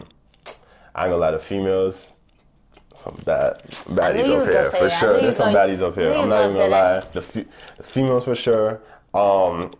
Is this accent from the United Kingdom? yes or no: no; U.S. Virgin Islands; moved away; I'm from St. Thomas specifically